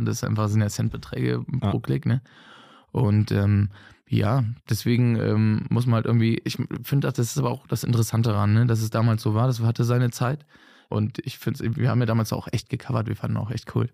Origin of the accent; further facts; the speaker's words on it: Bergisch Gladbach, North Rhine-Westphalia, Germany; now in Cologne, Germany; gebürtig aus Bergschlappach